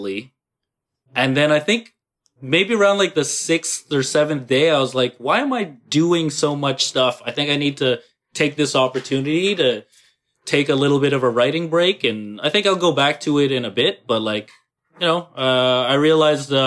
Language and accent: English; Canada; also born or lived in Montreal; us being Canadian